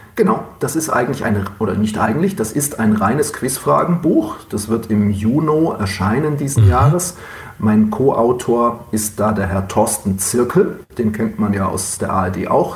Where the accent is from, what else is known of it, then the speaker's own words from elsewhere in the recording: Oberstdorf, Bavaria, Germany; moved away as an adult; also born or lived in Duisburg-Meiderich; now in Duisburg, Germany; meine Geburtsstadt ist keine Stadt, sondern eine Marktgemeinde, ist Oberstdorf im Allgäu